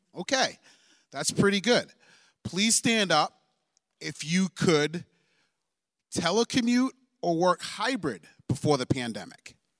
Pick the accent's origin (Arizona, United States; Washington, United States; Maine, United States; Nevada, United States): Maine, United States; moved away; I am also from Maine. Shout out to the two oh seven